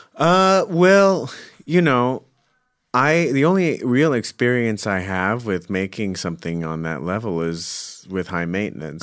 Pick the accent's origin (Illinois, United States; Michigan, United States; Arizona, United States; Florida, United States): Arizona, United States; Scottsdale; I'm from Phoenix, Scottsdale.